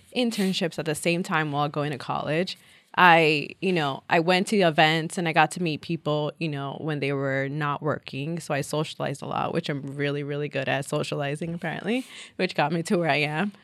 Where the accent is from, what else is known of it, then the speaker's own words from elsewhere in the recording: New York City, New York, United States; I'm a New Yorker, born and bred.